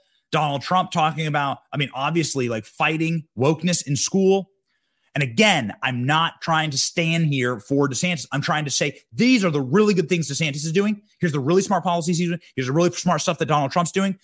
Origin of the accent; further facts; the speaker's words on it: Solon, Iowa, United States; now in Tallahassee, United States; I go back to my hometown in Iowa, Solon, Iowa, 500 people big, Solon, Iowa